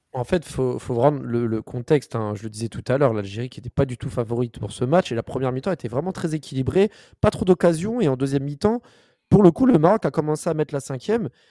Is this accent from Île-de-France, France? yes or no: yes; Paris, Île-de-France, France; je suis parisien